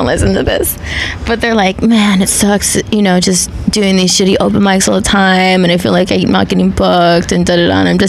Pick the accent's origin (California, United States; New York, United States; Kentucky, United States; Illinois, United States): California, United States; Riverside; In Riverside, California.